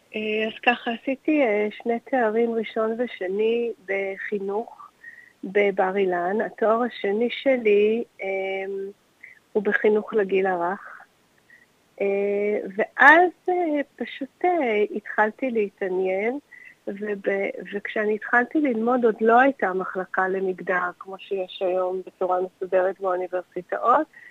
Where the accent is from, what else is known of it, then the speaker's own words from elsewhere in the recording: Tel Aviv, Tel Aviv District, Israel; ואני נולדתי וגדלתי בתל אביב